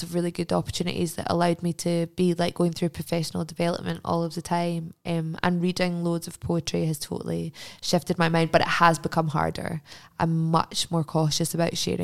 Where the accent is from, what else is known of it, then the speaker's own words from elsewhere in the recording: Glasgow, Scotland, United Kingdom; I grew up in Jordan Hill, which is like a really kind of middle class constituent area.